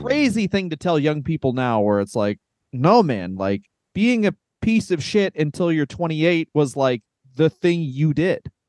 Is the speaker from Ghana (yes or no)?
no; Ontario, Canada; I'm from Ontario, Canada.